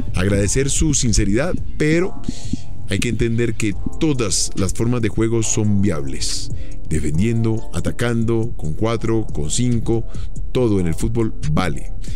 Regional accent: Colombia; nosotros, como colombianos

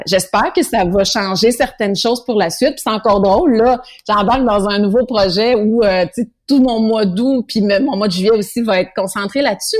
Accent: Granby, Quebec, Canada; on a fait un autre chez nous à Granby

